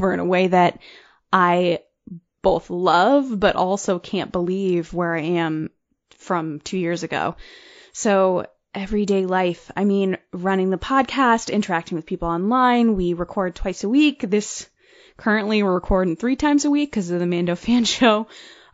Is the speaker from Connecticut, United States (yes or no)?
yes; Connecticut, United States; I'm from Connecticut.